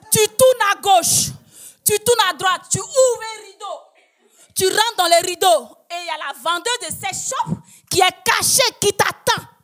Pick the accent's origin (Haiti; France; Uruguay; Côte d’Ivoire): Côte d’Ivoire; moved away as an adult; now in Quebec, Canada; chez nous, en Côte d'Ivoire